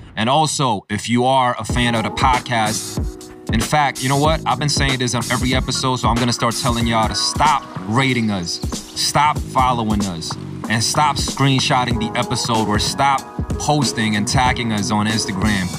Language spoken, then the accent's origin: English; New York, United States; as a young person growing up in New York